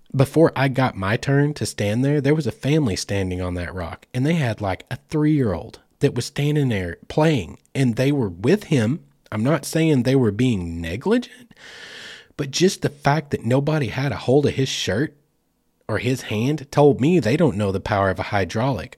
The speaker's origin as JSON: {"language": "English", "region": "Oklahoma", "country": "United States", "tie": "born or raised there", "moved": "yes", "lives_now": "Fort Smith, United States", "said": "I grew up in Oklahoma"}